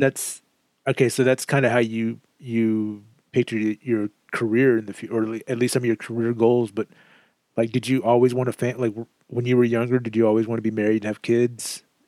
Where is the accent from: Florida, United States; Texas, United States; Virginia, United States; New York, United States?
Texas, United States; Southeast; moved away as an adult; also born or lived in Kansas; I moved from Southeast Texas to Kansas following my job at the post office, and it was there that I just became super miserable. One, I missed my family. Two, I missed Texas.